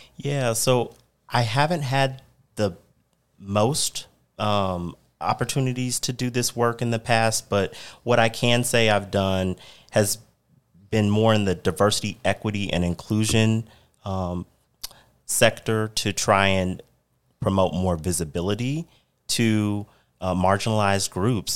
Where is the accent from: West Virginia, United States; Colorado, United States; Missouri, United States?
Missouri, United States; now in Arizona, United States; I'm originally from Missouri, and, you know, the topics affecting education in my home state